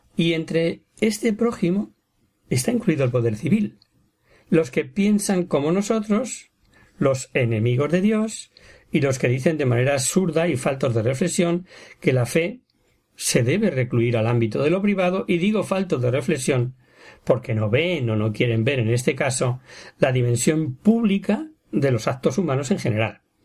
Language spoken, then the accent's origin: Spanish; Ávila, Castile and León, Spain; yo también soy de Ávila